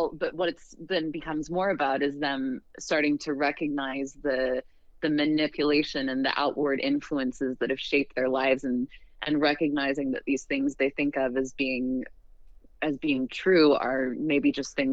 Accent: Western United States, United States; born or raised there

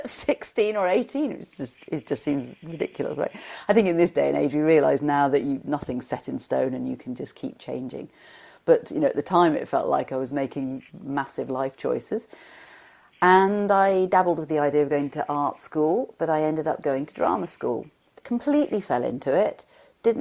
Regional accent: Shropshire, West Midlands, United Kingdom; I come from Shropshire in England, and it was a pleasant school.

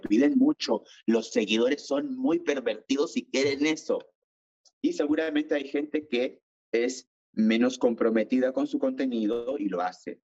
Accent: Iquitos, Loreto, Peru; also born or lived in Lima, Peru / Chile; now in France; yo soy de Iquitos, de la selva del Perú

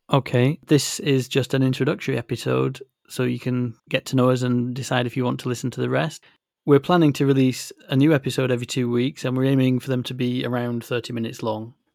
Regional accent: Yorkshire and the Humber, United Kingdom; I'm from West Yorkshire in the north of England, and it's a phrase that we have there.

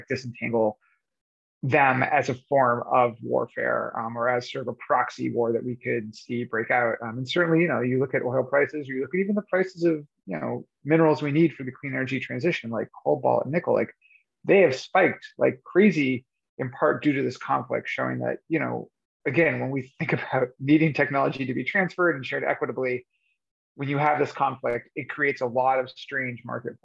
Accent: near Boston, Massachusetts, United States; moved away; I grew up near Boston

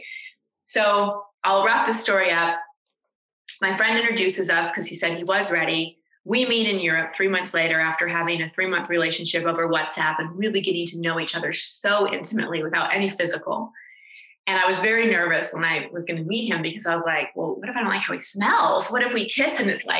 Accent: Texas, United States; moved away; also born or lived in Los Angeles; I'm from Texas

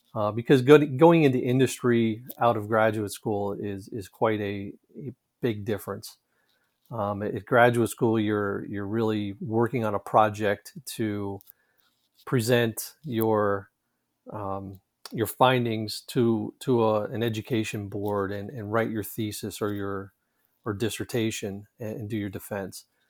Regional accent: Pittsburgh, Pennsylvania, United States; born or raised there

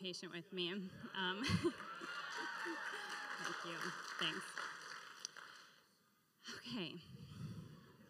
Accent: the Northwest, Pacific Northwest, United States; now in Florida, United States; I grew up in the Northwest

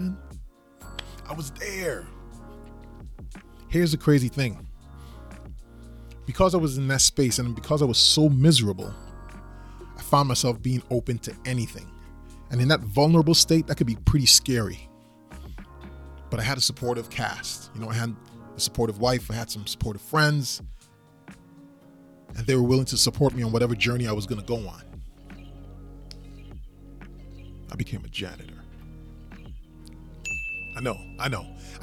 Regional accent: U.S. Virgin Islands; moved away as an adult; also born or lived in Maryland / Central Florida; So originally, I'm from the Virgin Islands, St. Thomas. And I moved to the United States, the mainland, of course, back in 1996 when I went for college.

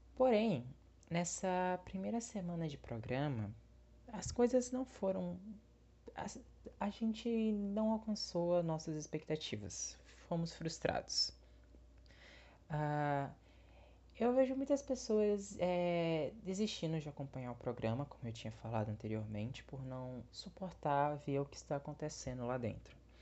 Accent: Bahia, Brazil; eu sou da Bahia, eu sou nordestino

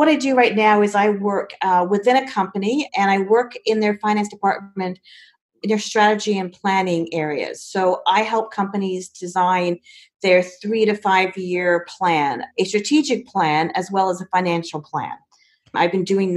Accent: Canada; also born or lived in England; I was born in England, but I moved to Canada with my family when I was 4, hence the no British accent. So I've lived in Canada for most of my life, consider it my home.

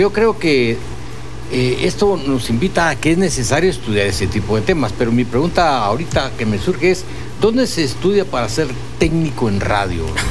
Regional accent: Guatemala; como guatemalteco

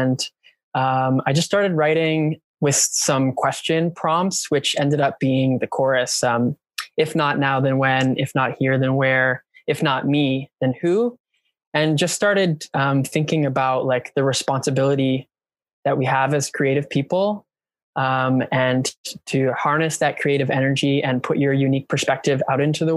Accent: Canada; I'm Canadian

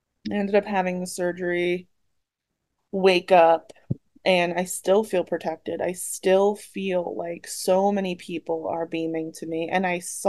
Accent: Philadelphia, Pennsylvania, United States; I also grew up around the Philadelphia area

